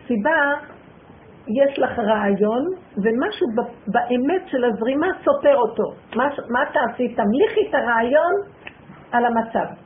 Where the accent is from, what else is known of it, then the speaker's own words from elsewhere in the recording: Jerusalem, Jerusalem District, Israel; כשהייתי ילדה, אגרתי ליד הדף עין כרם.